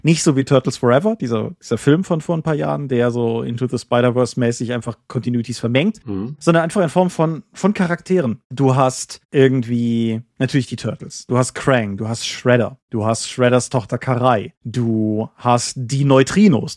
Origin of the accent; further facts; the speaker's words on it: Germany; bei uns in Deutschland